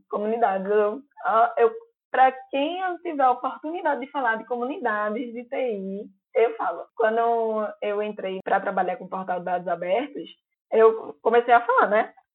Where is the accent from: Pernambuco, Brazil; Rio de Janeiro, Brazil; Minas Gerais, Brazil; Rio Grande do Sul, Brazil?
Pernambuco, Brazil; Recife; accent: Recife; Tem um podcast recifense que é o Arrumadinho. É um podcast de notícias com o nosso sotaque